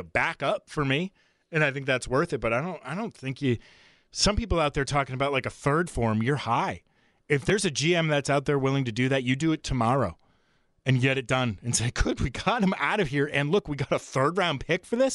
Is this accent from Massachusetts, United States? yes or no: yes; Framingham, Massachusetts, United States; my hometown of Framingham, Massachusetts. He went to Framingham High School like I did